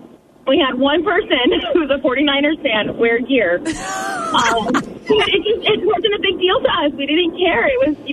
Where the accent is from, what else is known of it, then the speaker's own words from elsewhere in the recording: California, United States; moved away; I'm from California